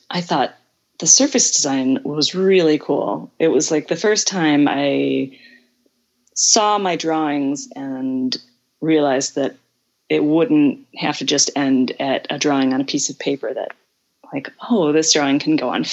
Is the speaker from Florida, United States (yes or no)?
no; Southern Alabama, United States; moved away as an adult; now in Brazil; I grew up in Southern Alabama